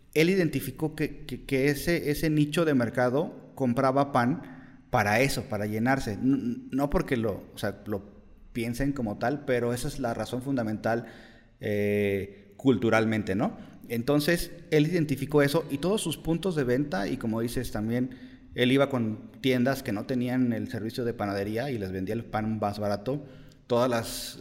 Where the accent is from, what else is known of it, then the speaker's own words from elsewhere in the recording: Mexico; nos da miedo como mexicanos